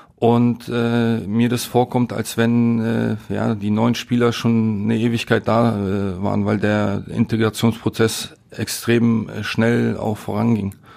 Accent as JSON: {"language": "German", "region": "Berlin", "country": "Germany", "tie": "born or raised there", "also_born_or_lived": "Katowice, Poland", "moved": "yes", "lives_now": "Essen, Germany", "said": "so ein Kiez, ne, wo ich groß geworden bin"}